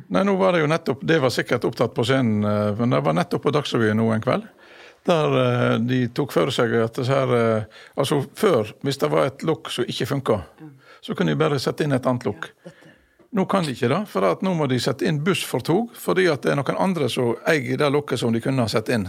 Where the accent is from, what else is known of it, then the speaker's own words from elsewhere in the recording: Masfjorden, Vestland, Norway; i min oppvekst hjemme i Masfjorden